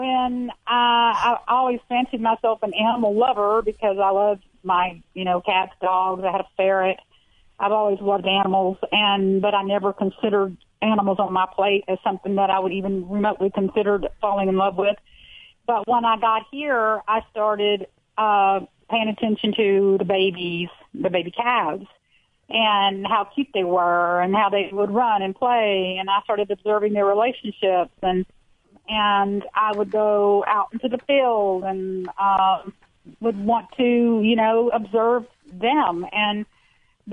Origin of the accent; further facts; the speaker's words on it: Houston, Texas, United States; I'm from Houston, Texas. I'm a city girl by nature